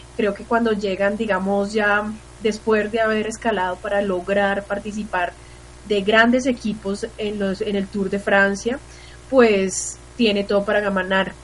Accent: Colombia; como colombiana

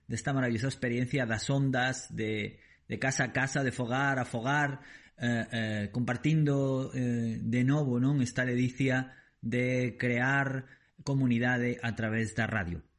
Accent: Deza, Galicia, Spain; da miña comarca, a comarca do Deza

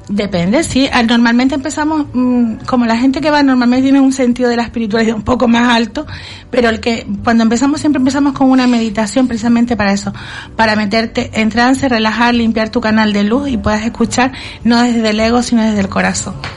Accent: Las Palmas de Gran Canaria, Canary Islands, Spain; now in Telde, Spain; yo procedo de Las Palmas, pero me fui a vivir allá, ¿no? Llevo muchísimos años

